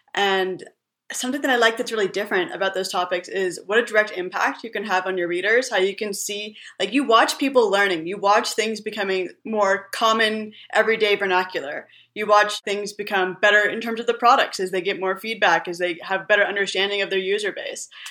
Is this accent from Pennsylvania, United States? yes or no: no; California, United States; moved away as an adult; also born or lived in Middle East / New York; I'm originally from California.